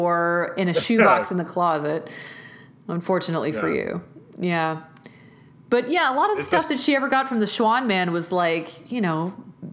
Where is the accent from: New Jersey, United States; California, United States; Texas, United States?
Texas, United States; Jersey Village; growing up in Texas